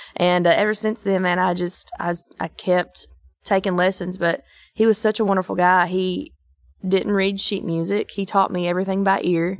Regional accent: Eastern Kentucky, United States; moved away as an adult; now in Nashville, United States; I'm from Eastern Kentucky

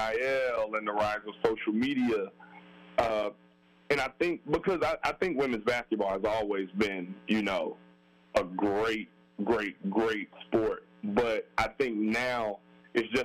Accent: Alabama, United States; moved away; come back to my home state and finish up my schooling

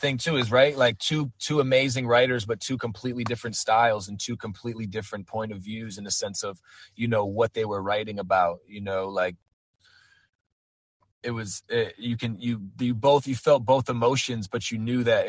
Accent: East Coast, United States; you know, I'm an East Coast guy, so like, I grew up on New York hip hop and you know, East Coast hip hop.

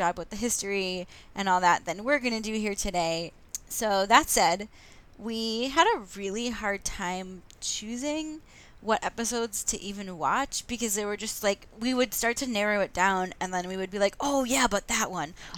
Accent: West Orange, New Jersey, United States; I'm from New Jersey, because they shot a lot of it in South Orange, and I'm from West Orange

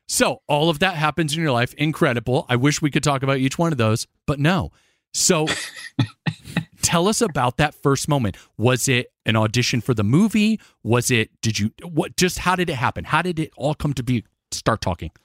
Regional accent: Florida, United States; also born or lived in Connecticut; when I was seven, I moved from my home state of Connecticut to the beautiful sunshine state of Florida with my mom

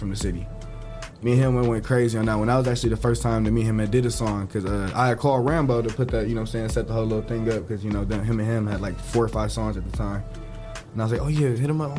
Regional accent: Houston, Texas, United States; I'm from Houston

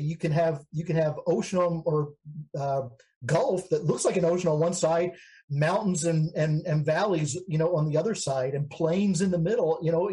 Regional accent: Baltimore, Maryland, United States; now in Texas, United States; I'm also a foreigner to Texas. I grew up in Maryland, in Baltimore, you know, and made my way here over the course of several years.

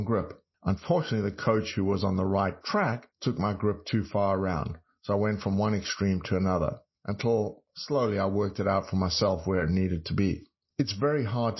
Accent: South Africa; moved away as an adult; also born or lived in Texas; growing up in South Africa

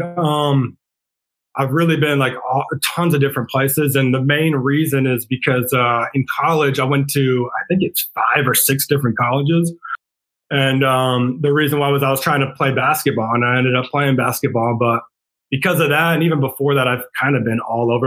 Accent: Rhode Island, United States; now in San Antonio, United States; I grew up in Rhode Island

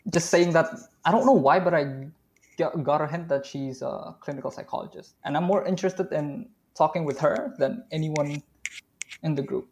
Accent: Indonesia; I am from Indonesia

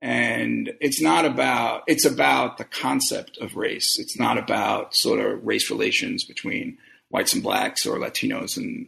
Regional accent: Brooklyn, New York, United States; I've been thinking about it really all my life since I grew up in Brooklyn in a period of what was then called white flight

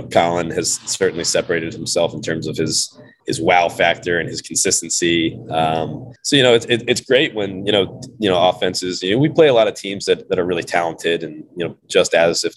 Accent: the South, United States; moved away as an adult; I'm from the South.

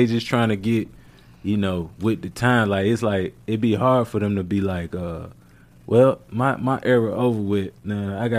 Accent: Hopewell, Virginia, United States; moved away; also born or lived in Richmond, Virginia; I was born in Richmond, you know what I'm saying? I'm from Hopewell, Virginia.

